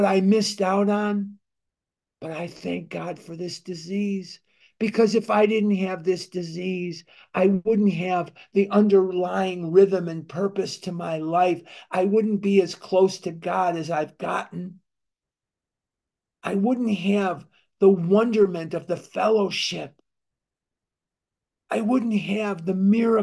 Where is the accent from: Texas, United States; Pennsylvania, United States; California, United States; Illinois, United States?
Illinois, United States; Chicago; I'm born and raised in Chicago, Illinois